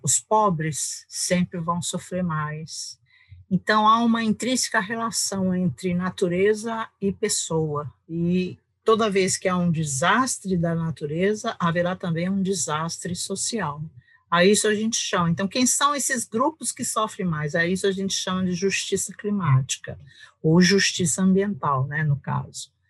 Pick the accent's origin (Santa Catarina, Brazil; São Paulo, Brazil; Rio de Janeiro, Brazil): São Paulo, Brazil; moved away as an adult; also born or lived in England; now in Cuiabá, Brazil; paulistana da Gema, do Butantã, sou, sou de São Paulo